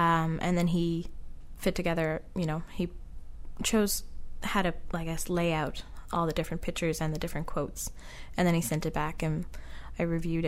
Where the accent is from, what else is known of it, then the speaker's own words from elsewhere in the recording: Petty Harbor, Newfoundland and Labrador, Canada; that's kind of like a fantastic little hilarious memory of growing up in Petty Harbor.